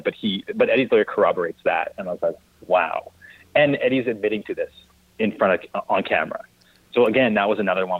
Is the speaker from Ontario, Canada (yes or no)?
no; Kelowna, British Columbia, Canada; I grew up in Kelowna